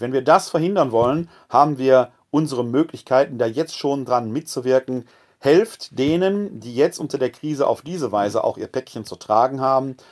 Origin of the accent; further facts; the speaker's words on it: Essen, North Rhine-Westphalia, Germany; also born or lived in Bochum / Munich / Witten / Wermelskirchen; now in Wuppertal, Germany; Ich bin ein Kind des Ruhrgebietes